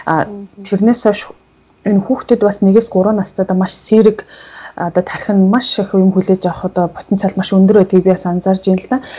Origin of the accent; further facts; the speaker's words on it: Mongolia; moved away as an adult; now in South Korea; би чинь хотыг бодвол хөдөөний хүүхдээс учраас